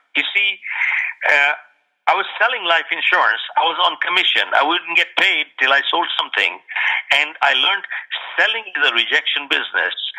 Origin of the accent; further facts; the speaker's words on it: India; moved away as an adult; also born or lived in Toronto, Canada; now in United States; I was born in India